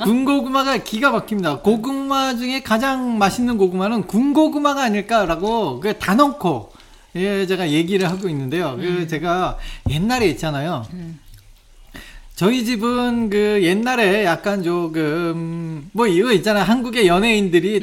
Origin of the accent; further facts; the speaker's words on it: South Korea; 내가 한국 사람인데